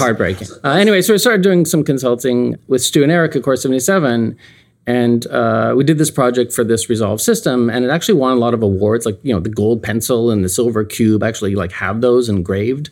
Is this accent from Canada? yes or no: yes; Canada; now in United States; I'm Canadian, still Canadian. I've been here for thirty, thirty-two years